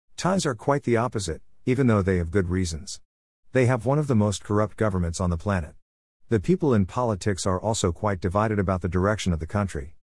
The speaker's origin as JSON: {"language": "English", "country": "United States", "moved": "as an adult", "lives_now": "Thailand", "said": "my home country of the United States"}